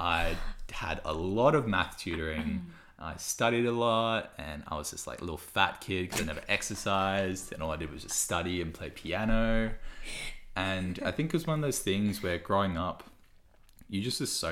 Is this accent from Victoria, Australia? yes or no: yes; Melbourne, Victoria, Australia; first language Cantonese; English is a second language; also born or lived in China; I grew up in Doncaster